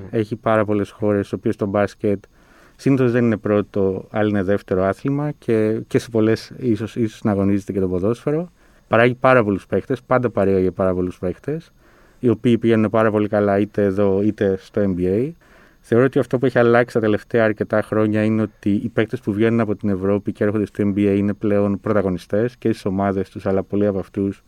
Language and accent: Greek; Thessaloniki, Central Macedonia, Greece; κατάγομαι από τη Θεσσαλονίκη.